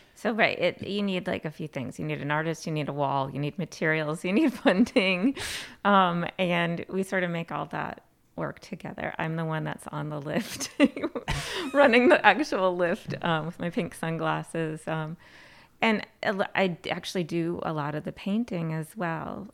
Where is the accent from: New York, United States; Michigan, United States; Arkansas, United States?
New York, United States; Plattsburgh; I was born and raised in Plattsburgh, New York, product of Plattsburgh City Schools